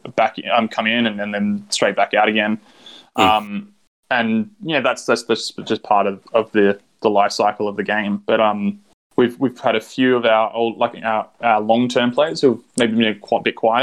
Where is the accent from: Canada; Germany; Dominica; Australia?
Australia; Sydney, New South Wales; I'm from Sydney.